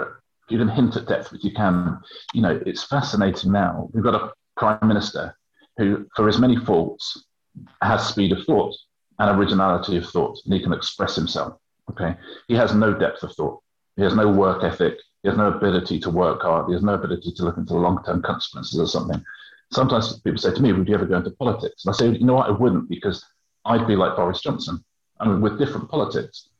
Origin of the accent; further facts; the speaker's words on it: Brighton, South East England, United Kingdom; It was down in Brighton, and that's my hometown